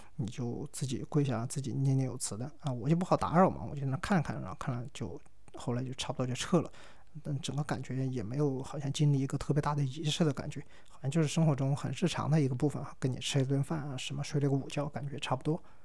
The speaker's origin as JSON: {"language": "Chinese", "country": "China", "said": "我是中国来的"}